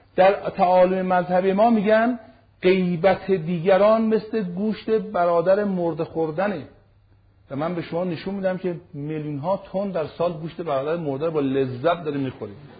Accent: Iran; من ایرانی هستم ریشه و بنم ایرانیه

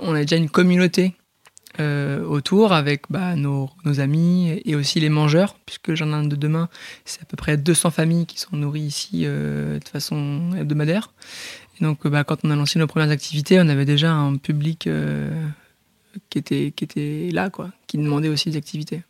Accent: Port-en-Bessin, Normandy, France; born or raised there; also born or lived in Bayeux

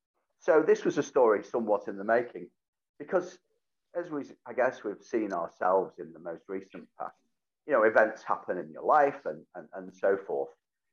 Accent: Whitefield, North West England, United Kingdom; Oh, yeah, Whitefield, to be absolutely specific, which due to various boundary changes became part of Greater Manchester, then was part of Bury Met. It was leafy. It was suburban.

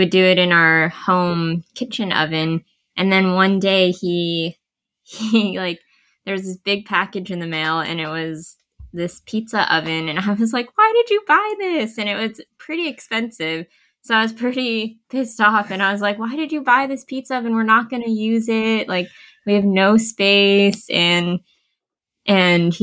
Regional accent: Bay Area, California, United States; I grew up in the Bay Area

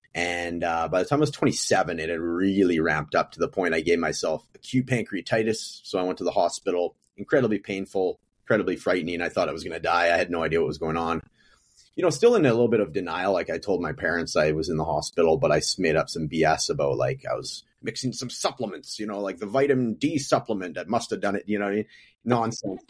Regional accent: Prince George, British Columbia, Canada; moved away as an adult; now in Edmonton, Canada; I'm from Prince George, British Columbia, which is like a smaller version of Edmonton in the province, uh, to my west

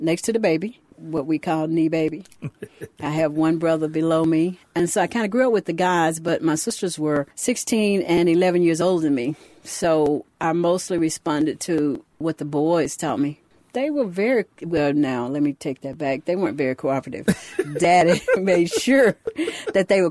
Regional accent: Louisville, Mississippi, United States; I grew up in Louisville, Mississippi.

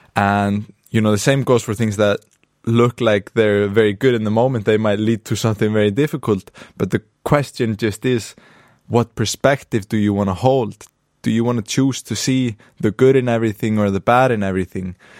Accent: Akureyri, Northeastern Region, Iceland; I'm in the north of Iceland right now, in my hometown of Akureyri.

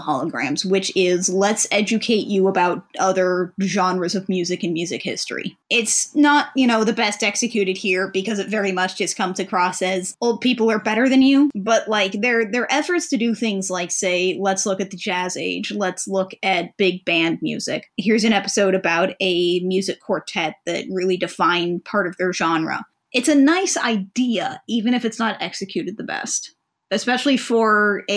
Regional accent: Indiana, United States; Mac and I are both native Hoosiers

